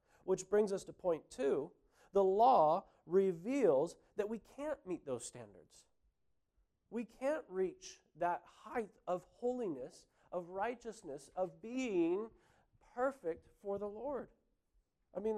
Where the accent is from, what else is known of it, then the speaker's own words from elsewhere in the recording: California, United States; moved away as an adult; now in New Zealand; I grew up in California.